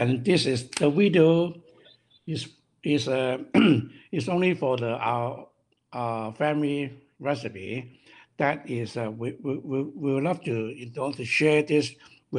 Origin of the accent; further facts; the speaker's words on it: Hong Kong; English is a second language; moved away as an adult; now in North America; We are from Hong Kong. Once we move to North America